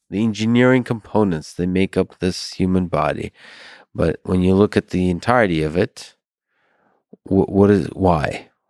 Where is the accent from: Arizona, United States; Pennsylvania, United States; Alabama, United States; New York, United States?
Pennsylvania, United States; Philadelphia; I'm from Philadelphia, so